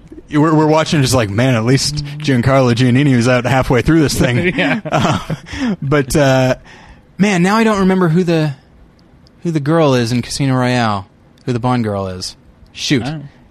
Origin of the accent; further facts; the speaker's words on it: United States; I, as an American